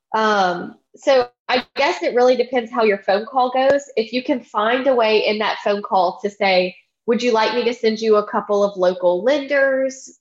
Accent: Baton Rouge, Louisiana, United States; now in Prairieville, United States; I grew up in Baton Rouge

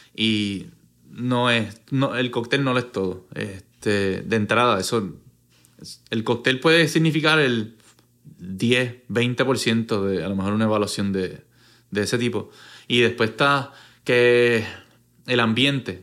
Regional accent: Puerto Rico

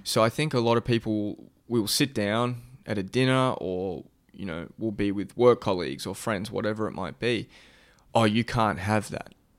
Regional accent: Australia; being an Aussie

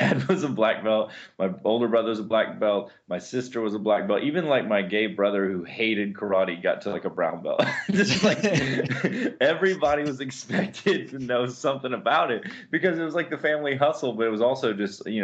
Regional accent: Charleston, South Carolina, United States; also born or lived in Europe; I was born and raised in Charleston

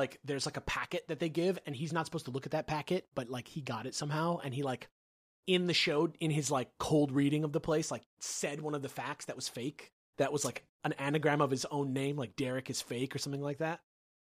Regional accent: California, United States; I grew up in the Bay Area, about an hour south of San Francisco. I grew up in a two-story house

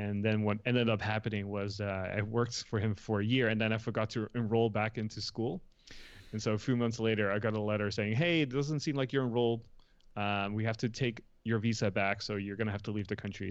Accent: Netherlands; moved away as an adult; also born or lived in Los Angeles, United States; now in United States; I was born and raised in the Netherlands, so I was there till I was eighteen

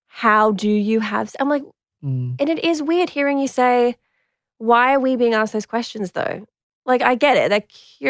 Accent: Queensland, Australia; I'm from Queensland

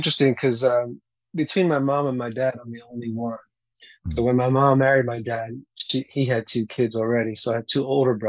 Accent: Mahwah, New Jersey, United States; born or raised there; also born or lived in Queens, New York City

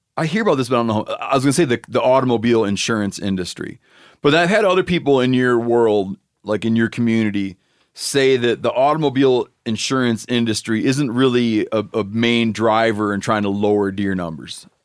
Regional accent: Michigan, United States; it's my home state

